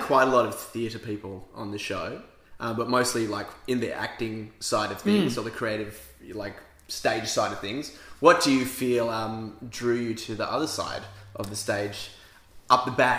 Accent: Perth, Western Australia, Australia; Growing up in Western Australia, especially Perth, where it's a sleepy little town, really

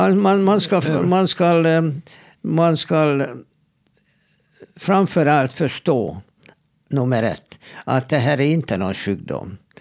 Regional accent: Hungary; now in Sweden; jag kommer ju från Ungern

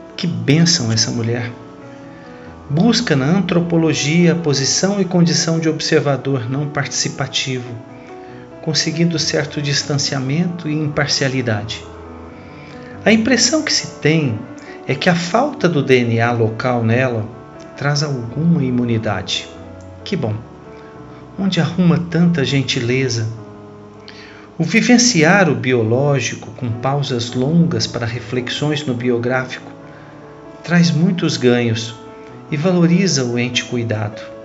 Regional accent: Cajuru, São Paulo, Brazil; falo a vocês da cidade de Cajuru, interior de São Paulo, minha cidade natal

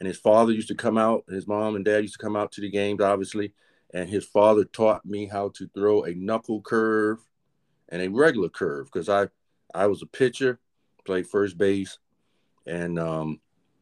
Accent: Aberdeen, Maryland, United States; also born or lived in North Carolina / Havre de Grace, Maryland; I grew up in Aberdeen, Maryland, a place called Perryman, Maryland, just a little bit south of Aberdeen

